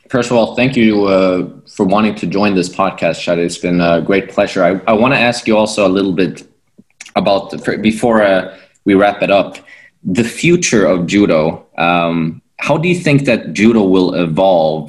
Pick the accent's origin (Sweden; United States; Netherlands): Sweden; I'm from Sweden and this is where I've grown up doing judo